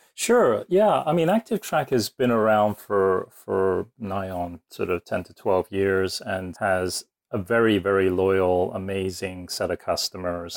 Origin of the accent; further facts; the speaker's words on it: Woking, South East England, United Kingdom; also born or lived in Singapore; now in United States; I was born in Woking, which is, uh, a little suburb just outside of London